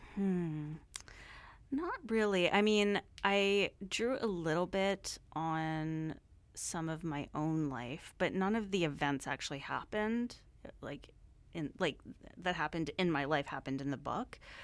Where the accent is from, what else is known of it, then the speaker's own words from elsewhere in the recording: Surrey, British Columbia, Canada; growing up in Surrey, it was, like, I don't know, super multicultural